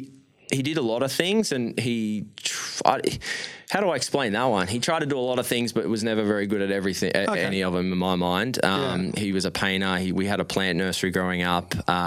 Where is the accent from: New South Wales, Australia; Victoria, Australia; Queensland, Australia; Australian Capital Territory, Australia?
Queensland, Australia; Brisbane; born there; So my mum's side's Italy, from Italy, and my dad's side's from New Zealand. So, and then I was born in Brisbane.